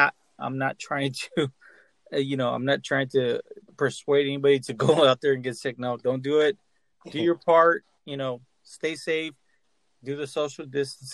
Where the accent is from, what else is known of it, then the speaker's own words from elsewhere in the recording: Texas, United States; I'm from Texas